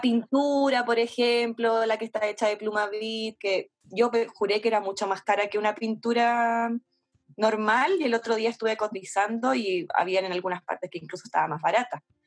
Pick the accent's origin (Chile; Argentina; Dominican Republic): Chile; Santiago, Santiago Metropolitan Region; somos súper santiaguinas